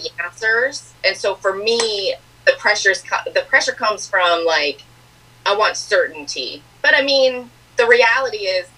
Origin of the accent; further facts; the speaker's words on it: Lansing, Michigan, United States; I am originally from, I guess you could say, Lansing, Michigan